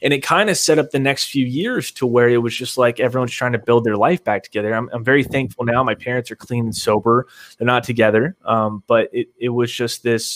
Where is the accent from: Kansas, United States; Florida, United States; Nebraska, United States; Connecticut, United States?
Connecticut, United States; Fairfield County; I was born in West Connecticut, Fairfield County